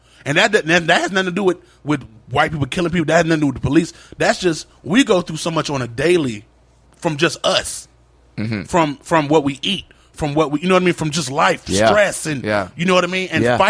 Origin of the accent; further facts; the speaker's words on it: Virginia, United States; Keep in mind, I'm not from New York. I'm from Virginia, so I don't know the names of the streets.